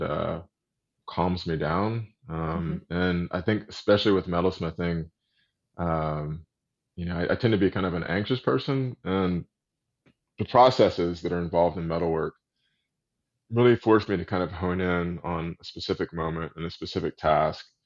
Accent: Austin, Texas, United States; moved away; also born or lived in Little Rock, Arkansas; growing up in Austin, Texas

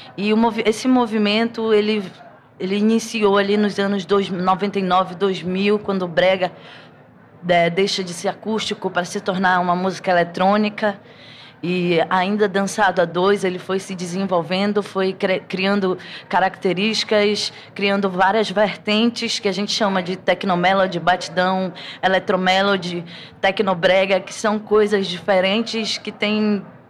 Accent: Pará, Brazil; não tem como crescer no Pará

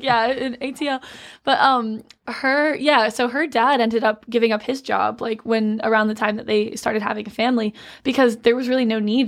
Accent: Georgia, United States; I'm from Georgia

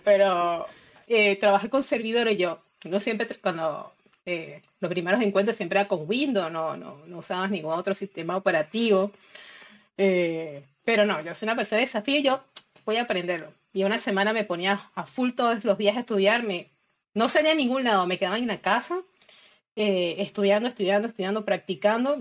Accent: Isla de Margarita, Nueva Esparta, Venezuela; moved away as an adult; now in Argentina; yo soy de Venezuela, pero eh, hace seis años eh, emigré

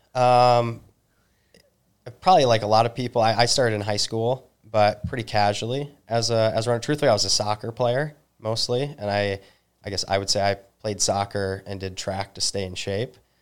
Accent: Northern Michigan, United States; also born or lived in New Zealand; I'm originally from Northern Michigan

